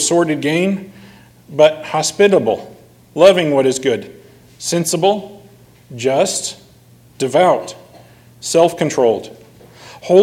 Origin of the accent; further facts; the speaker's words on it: United States; as American citizens